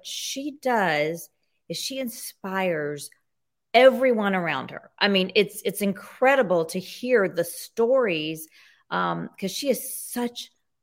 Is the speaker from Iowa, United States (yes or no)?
no; Jackson, Mississippi, United States; I grew up in Mississippi, in Jackson, Mississippi.